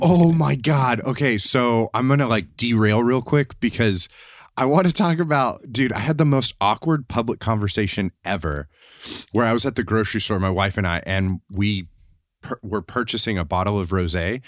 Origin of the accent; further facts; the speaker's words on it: Tennessee, United States; growing up where I grew up in Tennessee was really close to where Dolly Parton grew up